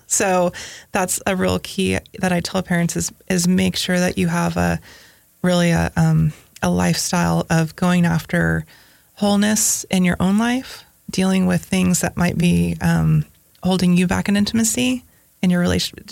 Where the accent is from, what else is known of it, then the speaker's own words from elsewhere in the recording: Northern California, United States; also born or lived in Silicon Valley, California; now in Tennessee, United States; I grew up in Northern California